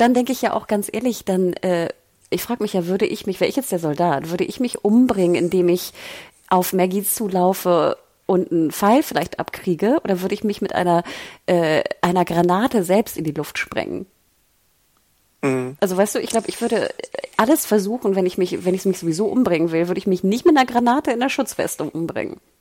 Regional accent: the North, Northern Germany, Germany; ich komme ja aus dem Norden

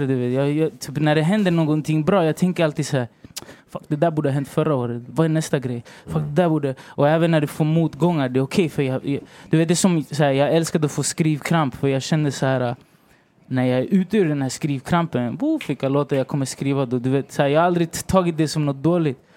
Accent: Stockholm, Stockholm County, Sweden; also born or lived in Valparaíso, Chile; jag är chilenare, jag bor i Sverige och jag är från Rinkeby

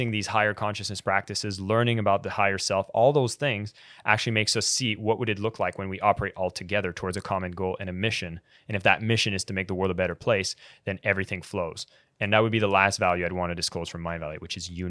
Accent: Ottawa, Ontario, Canada; also born or lived in Malaysia; I am Canadian, yes.

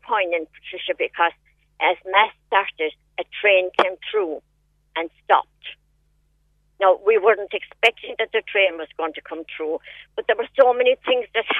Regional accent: Buttevant, Munster, Ireland

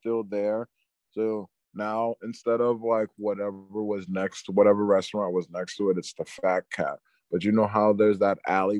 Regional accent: Queens, New York, United States; Like, you remember growing up in Queens.

